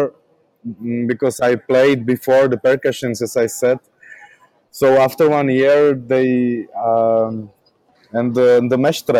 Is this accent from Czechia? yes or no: yes; Brno, South Moravian Region, Czechia; English is a second language; here in Brno, my hometown